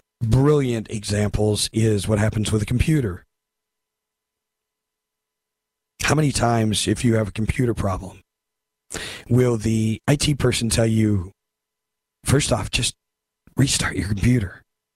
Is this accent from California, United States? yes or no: yes; California, United States; I'm from California.